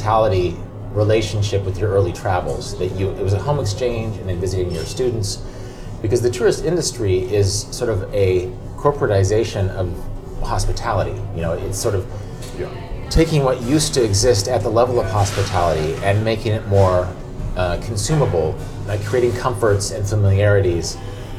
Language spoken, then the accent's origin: English; Wichita, Kansas, United States; I'm from Wichita